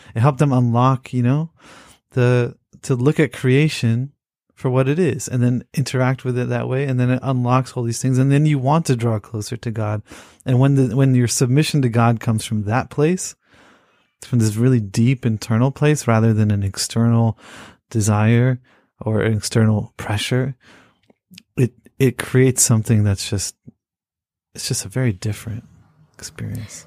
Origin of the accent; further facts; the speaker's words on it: Pakistan; I'm, I'm from Pakistan